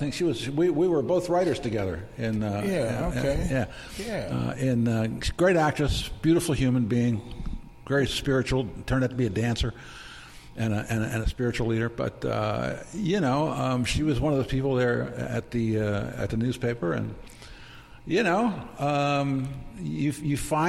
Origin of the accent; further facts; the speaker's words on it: Baltimore, Maryland, United States; I'm from Baltimore